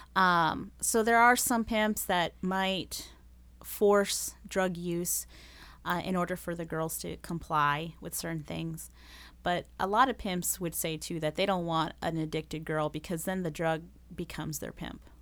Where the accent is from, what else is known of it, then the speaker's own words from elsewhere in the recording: Las Vegas, Nevada, United States; first language Spanish; English is a second language; moved away as an adult; now in Rochester, United States; I was born and raised in Las Vegas